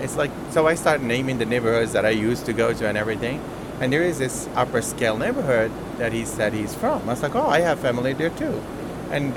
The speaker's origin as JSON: {"language": "English", "country": "Morocco", "tie": "born or raised there", "moved": "yes", "said": "I was born in Morocco"}